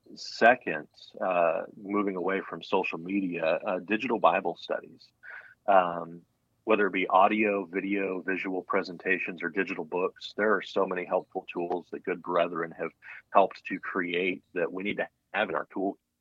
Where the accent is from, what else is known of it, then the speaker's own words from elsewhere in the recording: United States; also born or lived in Colorado / Texas / Florida / Illinois; I grew up in Colorado and Texas